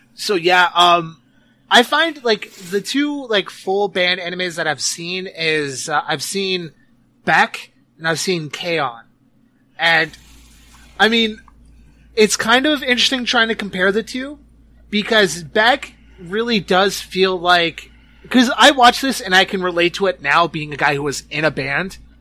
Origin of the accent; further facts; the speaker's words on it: Canada; I'm from Canada